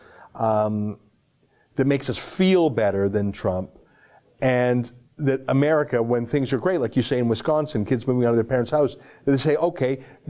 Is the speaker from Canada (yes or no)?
yes; Canada; I'm a Canadian, I'm an outsider